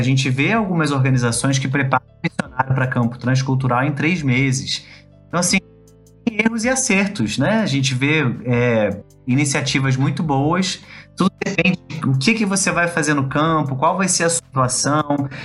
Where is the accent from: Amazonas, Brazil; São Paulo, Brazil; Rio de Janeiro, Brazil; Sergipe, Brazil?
Rio de Janeiro, Brazil; also born or lived in Belo Horizonte; Sou carioca também.